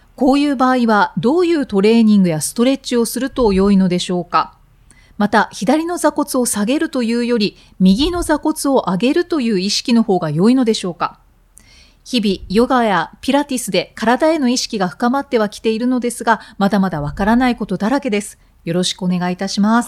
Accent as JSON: {"language": "Japanese", "region": "Miyazaki", "country": "Japan", "tie": "born or raised there", "said": "私が地元が宮崎なので。"}